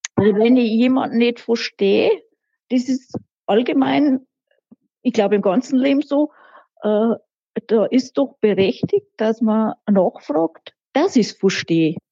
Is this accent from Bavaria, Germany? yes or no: yes; Rinchnach, Bavaria, Germany; accent: Lower Bavarian; bei uns in der Gegend, also da wo ich aufgewachsen bin, das ist ja der, der mittlere Wald